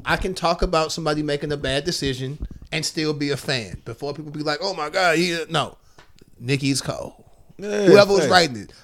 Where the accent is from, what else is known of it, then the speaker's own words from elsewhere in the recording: St. Louis, Missouri, United States; I'm from St. Louis